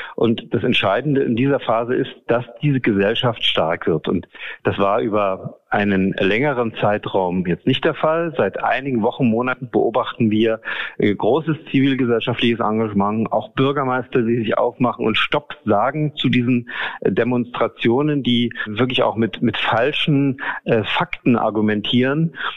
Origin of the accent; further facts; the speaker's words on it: Görlitz, Saxony, Germany; in meiner Jugend in Görlitz ins Theater gegangen